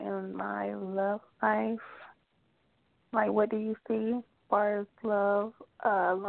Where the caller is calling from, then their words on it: Georgia, United States; I'm calling from Georgia.